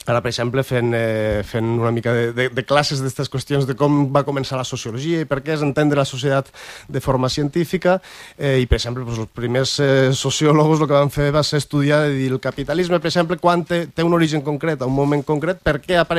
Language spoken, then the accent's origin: Catalan; Peñarroya de Tastavins, Aragon, Spain; De Penyarroja de Tastavins